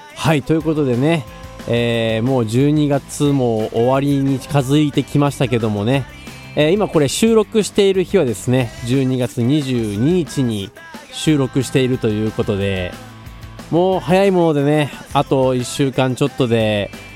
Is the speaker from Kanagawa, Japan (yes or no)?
no; Tokai, Aichi, Japan; 僕東海市出身のギタリスト